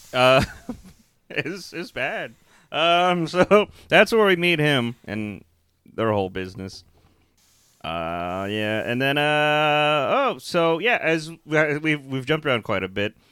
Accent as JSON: {"language": "English", "region": "Texas", "country": "United States", "said": "we're from Texas"}